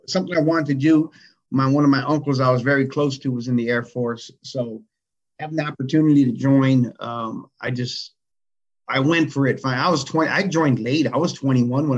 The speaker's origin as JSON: {"language": "English", "town": "Berkeley", "region": "California", "country": "United States", "tie": "born or raised there", "lives_now": "Richmond, United States", "said": "I grew up in Berkeley, but I live in Richmond now."}